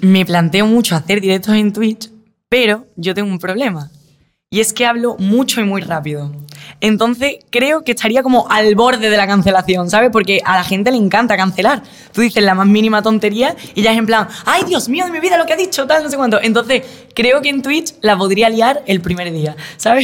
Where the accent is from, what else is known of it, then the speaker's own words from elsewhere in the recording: Málaga, Andalusia, Spain; moved away as an adult; now in Madrid, Spain; yo vengo de Málaga